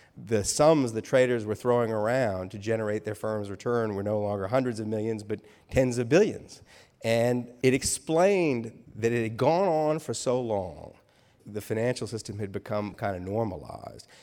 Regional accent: New Orleans, Louisiana, United States; I was raised in New Orleans

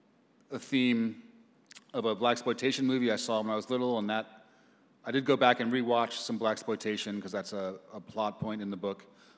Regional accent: New York, United States; I grew up in New York. It's a very noisy place

